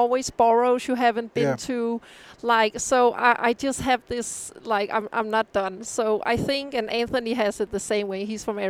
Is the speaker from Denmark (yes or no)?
yes; Copenhagen, Capital Region of Denmark, Denmark; moved away as an adult; now in United States; I'm born and raised in Copenhagen. My parents live in Copenhagen NV.